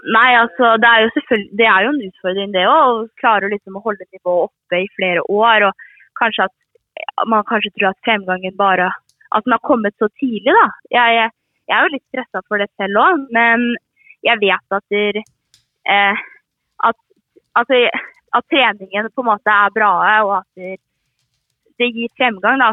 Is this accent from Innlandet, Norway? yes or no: no; Aremark, Østfold, Norway; jeg er jo født og oppvokst i Armark